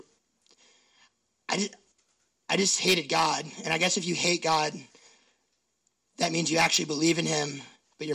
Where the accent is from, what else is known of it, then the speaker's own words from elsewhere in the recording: Seattle, Washington, United States; I grew up in Seattle, like hella in Seattle, like Ravenna, next to Ravenna Park.